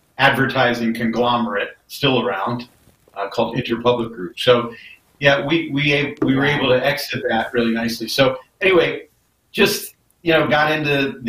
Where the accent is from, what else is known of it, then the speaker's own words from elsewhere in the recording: East Coast, United States; moved away; also born or lived in Los Angeles; I grew up on the East Coast